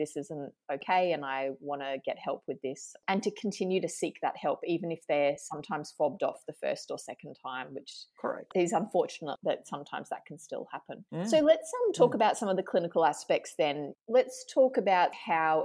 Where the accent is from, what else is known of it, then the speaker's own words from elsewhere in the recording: Brisbane, Queensland, Australia; based here in my hometown of Brisbane